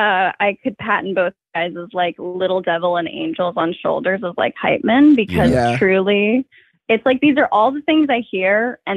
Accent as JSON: {"language": "English", "town": "Asheville", "region": "North Carolina", "country": "United States", "moved": "yes", "said": "I'm from Asheville."}